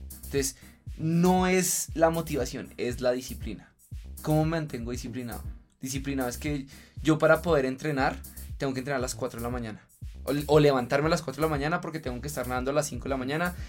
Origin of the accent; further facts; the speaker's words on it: Colombia; culturalmente como colombiano